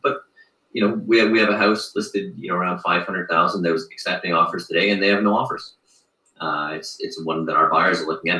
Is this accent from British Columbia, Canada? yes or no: no; Mississauga, Ontario, Canada; also born or lived in Tokyo, Japan; having moved here from Tokyo, Japan, uh, but yeah. growing up in Mississauga